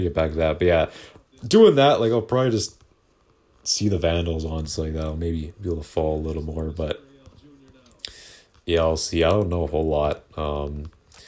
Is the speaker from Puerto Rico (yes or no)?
no; Canada; I'm Canadian